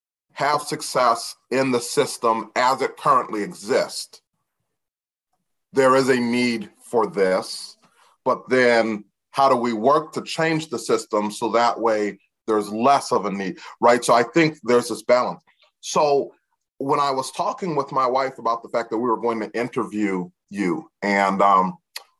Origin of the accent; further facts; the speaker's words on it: DeKalb, Illinois, United States; having been born and raised in DeKalb, Illinois